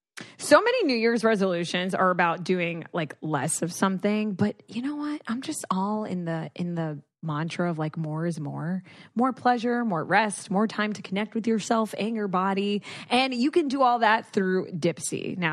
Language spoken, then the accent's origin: English; Dominican Republic; Just my home country.